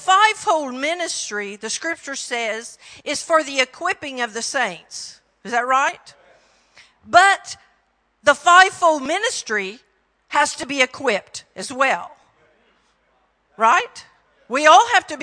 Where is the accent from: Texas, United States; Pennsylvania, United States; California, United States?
Texas, United States; accent: Texan; greetings from Texas, my home state. I try really hard not to talk Texan